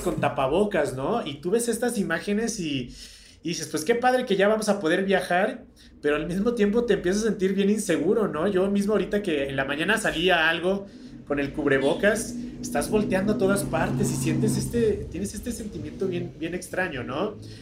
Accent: Mexico; nosotros como mexicanos vivimos en un país tan privilegiado

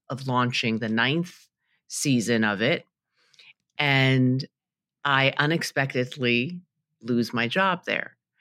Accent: New York City, New York, United States; I grew up in Queens, New York

